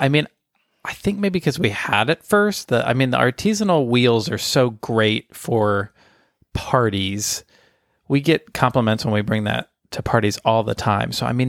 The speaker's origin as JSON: {"language": "English", "region": "Florida", "country": "United States", "said": "I'm from Florida."}